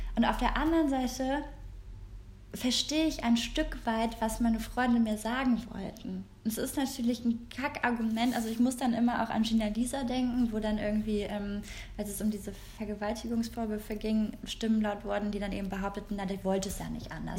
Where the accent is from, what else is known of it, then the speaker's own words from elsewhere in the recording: Korschenbroich, North Rhine-Westphalia, Germany; wir kommen ja beide aus Korschenbruch